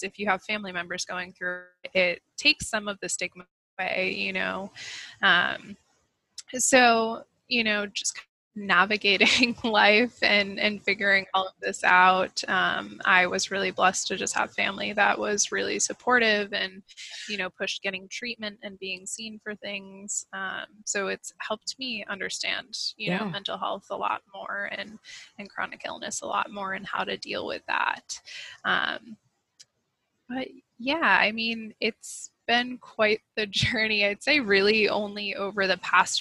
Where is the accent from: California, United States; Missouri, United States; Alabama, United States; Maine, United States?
Maine, United States; I grew up in Maine, not too far from where I actually live now